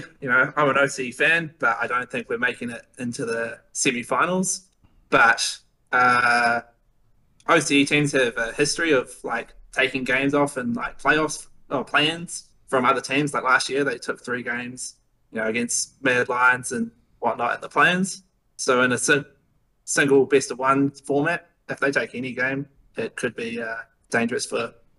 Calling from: Wanaka, Otago, New Zealand; Wanaka, New Zealand.

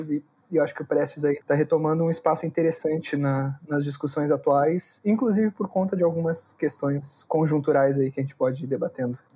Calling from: Porto Alegre, Rio Grande do Sul, Brazil; Falo de Porto Alegre

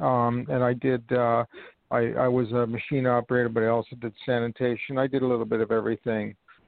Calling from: New York, United States; I'm calling from New York

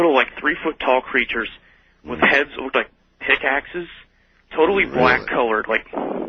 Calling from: Iowa, United States; This is …. I'm calling you from Central Iowa.

